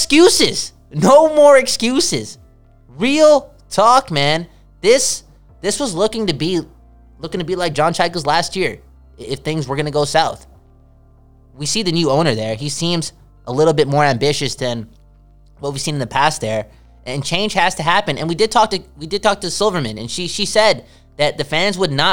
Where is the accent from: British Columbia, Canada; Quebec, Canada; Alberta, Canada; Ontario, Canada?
British Columbia, Canada; Vancouver; we come from Vancouver. We cheer for the Vancouver Canucks.